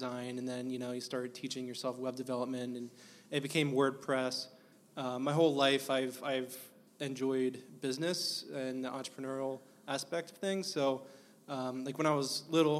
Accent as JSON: {"language": "English", "town": "Mechanicsburg", "region": "Pennsylvania", "country": "United States", "tie": "born or raised there", "said": "all of my life, I was over in Mechanicsburg. So born, grew up here in central PA"}